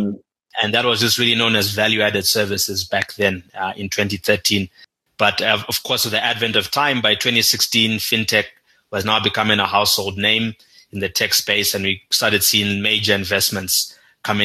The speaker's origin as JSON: {"language": "English", "country": "Zimbabwe", "tie": "born or raised there", "moved": "yes", "lives_now": "Kenya", "said": "growing up in Zimbabwe"}